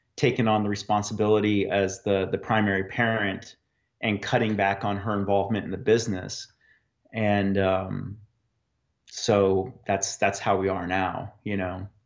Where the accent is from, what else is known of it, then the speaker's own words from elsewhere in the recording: Fairbanks, Alaska, United States; also born or lived in Anchorage; I grew up in Fairbanks